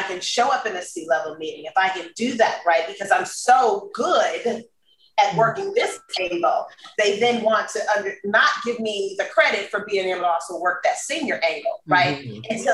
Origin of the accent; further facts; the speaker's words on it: Los Angeles, California, United States; moved away; also born or lived in Texas; I grew up in South Central.